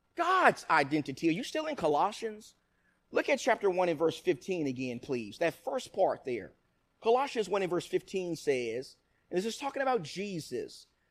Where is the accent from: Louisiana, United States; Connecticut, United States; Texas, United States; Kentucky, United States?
Texas, United States; Nacogdoches; My grandparents from the time I was a little baby raised me in Nacogdoches, Texas.